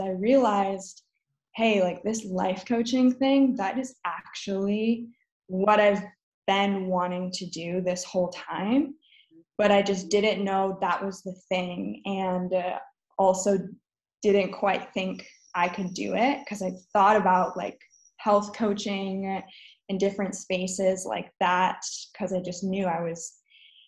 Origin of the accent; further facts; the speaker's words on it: Minnesota, United States; also born or lived in Wisconsin; I grew up in Minnesota and I went to college in Wisconsin